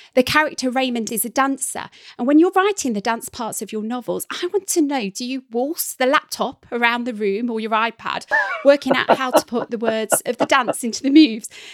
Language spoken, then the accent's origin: English; Midlands, United Kingdom; somebody who was born and bred in the Midlands